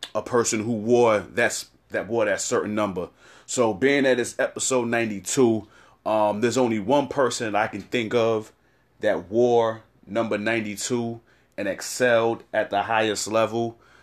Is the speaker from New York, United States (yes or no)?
yes; New York City, New York, United States; I'm from East New York, Brooklyn